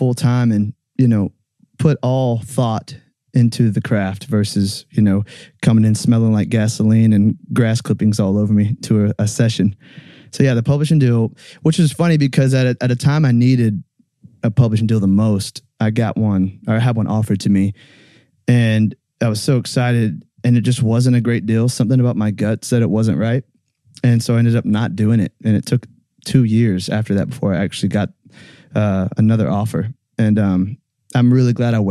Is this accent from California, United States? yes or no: no; about 30 minutes from Callaway Gardens, Georgia, United States; it was at Callaway Gardens in Georgia, about 30 minutes from where my hometown is